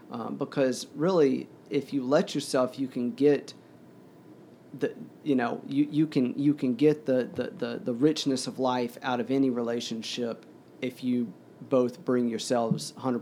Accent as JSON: {"language": "English", "region": "the South", "country": "United States", "tie": "born or raised there", "lives_now": "New York City, United States", "said": "well, I grew up in the South, but I'm a, you know, New Yorker."}